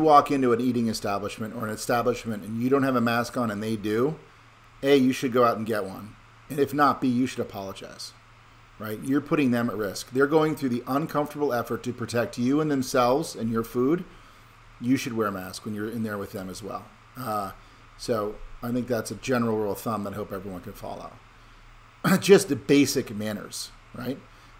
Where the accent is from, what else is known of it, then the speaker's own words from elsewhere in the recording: Connecticut, United States; I'm from Connecticut and I don't want to bring the disease to you